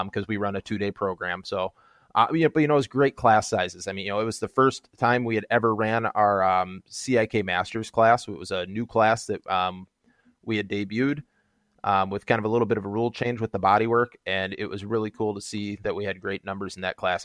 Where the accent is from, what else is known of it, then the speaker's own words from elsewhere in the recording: Minnesota, United States; I'm from Minnesota